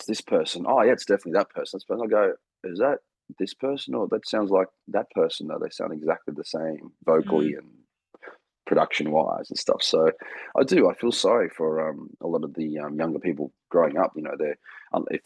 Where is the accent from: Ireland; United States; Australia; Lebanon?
Australia; being an Australian entertainer